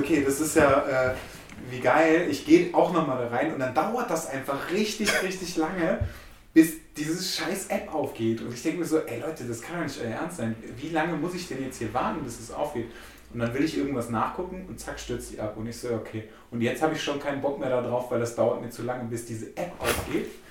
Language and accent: German; Germany; ich bin äh, aus Deutschland